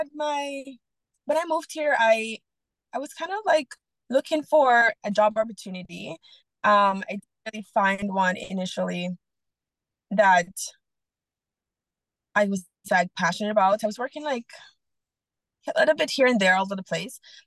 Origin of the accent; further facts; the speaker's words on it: Jamaica; moved away as an adult; also born or lived in Okanagan, Canada; now in Canada; I was born and raised in Jamaica.